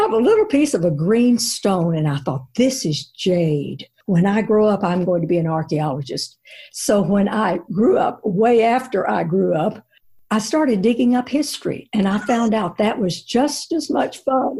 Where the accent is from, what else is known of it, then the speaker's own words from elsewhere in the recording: Zhenjiang, Jiangsu, China; now in United States; Sandy, I think it started by growing up in China, because China is such an ancient country. I mean, they have 5,000 years of history. So we in America are sort of Johnny-come-latelys compared to them. And we lived in central China, in Zhenjiang.